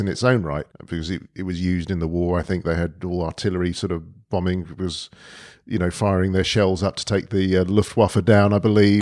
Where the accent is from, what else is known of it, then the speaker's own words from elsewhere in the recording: London, United Kingdom; also born or lived in Mill Hill; I was born and brought up in Edgware, North, North